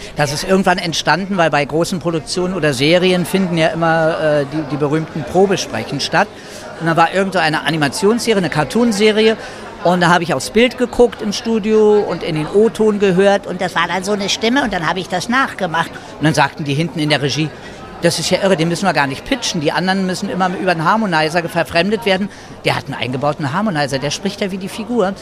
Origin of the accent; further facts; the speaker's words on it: Berlin, Germany; also born or lived in Madrid, Spain; Mein Papa war Spanier und ich bin in Madrid geboren worden, bin dann aber als Baby, als Kind nach Deutschland, nach Berlin gekommen